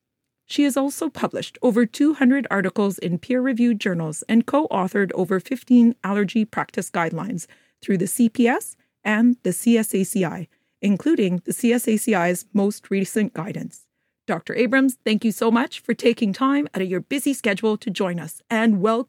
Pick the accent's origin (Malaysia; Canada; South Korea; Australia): Canada; Alberta; I grew up in Alberta, so I've seen people get struck by lightning and live.